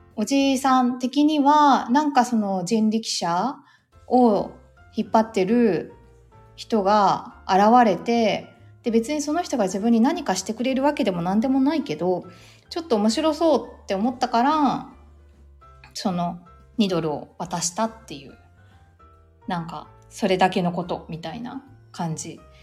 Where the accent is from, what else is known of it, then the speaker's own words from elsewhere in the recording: Kanagawa, Japan; 私、そう、もともと神奈川出身なんですけど